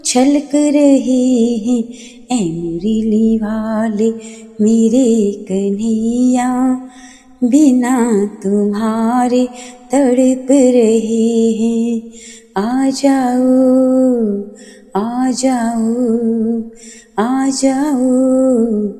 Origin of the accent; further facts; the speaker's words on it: Palampur, Himachal Pradesh, India; मैं पालमपुर हिमाचल प्रदेश से हूँ